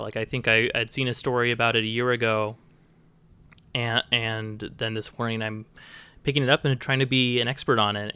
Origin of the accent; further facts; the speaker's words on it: Bend, Oregon, United States; moved away as an adult; also born or lived in Portland, Oregon / Nebraska; now in Fairbanks, United States; I spent my childhood in Bend, Oregon and my adult, you know, my teenage years in Portland, Oregon.